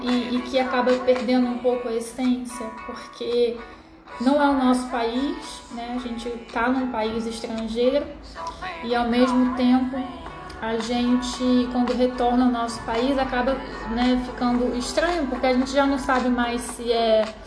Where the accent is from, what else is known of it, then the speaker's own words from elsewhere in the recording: Brazil; moved away as an adult; now in Portugal; quando eu vou visitar meus parentes no Brasil, eu já não me acho tão brasileira